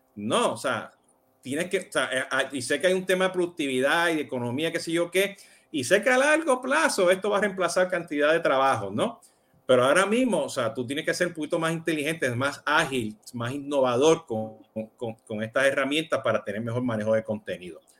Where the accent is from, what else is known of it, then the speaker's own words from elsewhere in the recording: Puerto Rico; yo soy boricua